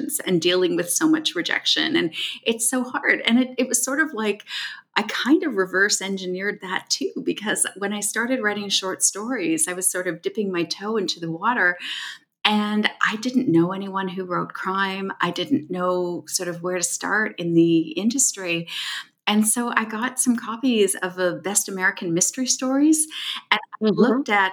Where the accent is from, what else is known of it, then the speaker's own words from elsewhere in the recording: Toronto, Ontario, Canada; my hometown, Toronto